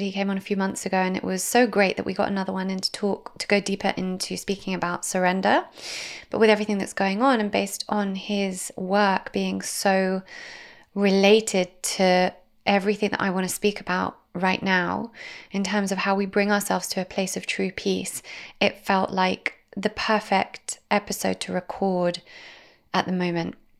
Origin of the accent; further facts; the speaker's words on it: Israel; I am half Israeli. I grew up in Israel.